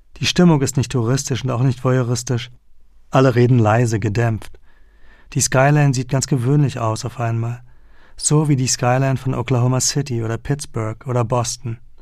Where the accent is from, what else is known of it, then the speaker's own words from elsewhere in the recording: Berlin, Germany; moved away; den Westteil meiner Heimatstadt